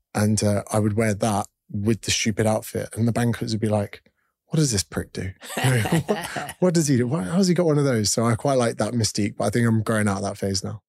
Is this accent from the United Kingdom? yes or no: yes; United Kingdom; moved away as an adult; also born or lived in Australia; Being a Brit overseas